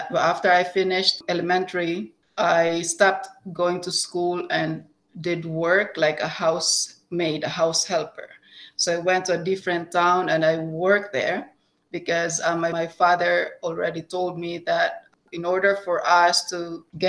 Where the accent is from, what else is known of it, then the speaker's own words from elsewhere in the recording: Philippines; moved away as an adult; now in Canada; I came from the Philippines, moved here in 2008 with my two children and my husband